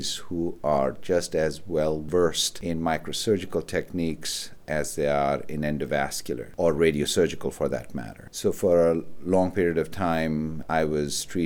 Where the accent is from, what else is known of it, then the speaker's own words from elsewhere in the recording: Pakistan; moved away as an adult; also born or lived in Karachi, Pakistan / Rochester, United States / Syracuse, United States; now in Buffalo, United States; I was born and raised in Pakistan, and I went to medical school at a place called the Aga Khan University in Karachi, Pakistan